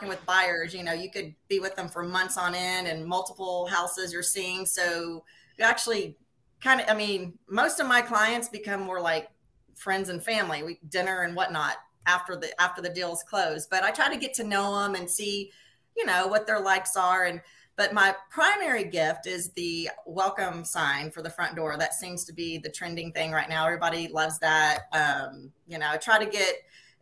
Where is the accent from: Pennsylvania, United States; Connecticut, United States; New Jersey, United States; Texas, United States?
Texas, United States; Pearland; born and raised in Pearland, which is about 20 miles or 20 minutes south of Houston.